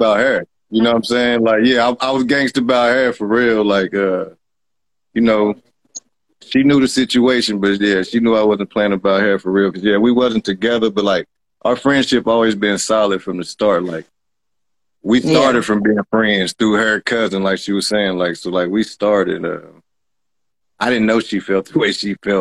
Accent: West Virginia, United States; I'm from West Virginia. You know what I'm saying? I had to come back home

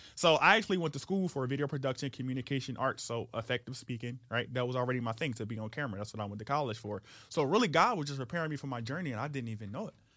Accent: Philadelphia, Pennsylvania, United States; I was, uh, born and raised in South Philly.

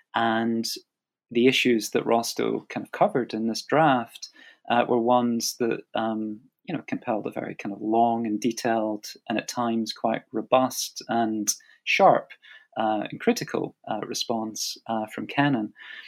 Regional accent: United Kingdom; as a British historian working in the U.K., you know, getting to the U.S. to conduct the archival research

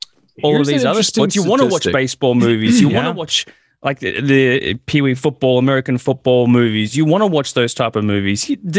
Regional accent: Australia; I was born in 1990 in Australia

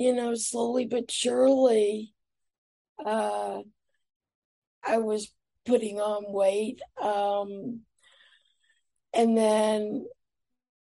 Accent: New York, United States; also born or lived in Atlanta, Georgia; I moved to New York when I was nine

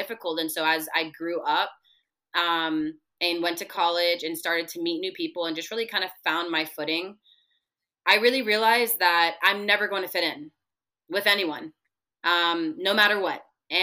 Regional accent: Broward County, Florida, United States; also born or lived in Kendall, Miami; I early on in the first couple years of my life moved up north a little bit to Broward County, and the area I lived in, it was predominantly white

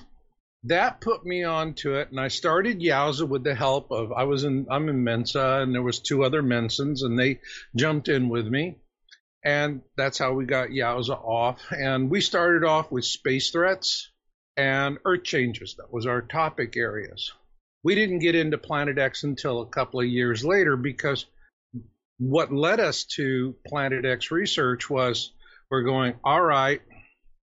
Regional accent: Phoenix, Arizona, United States; I grew up in Phoenix.

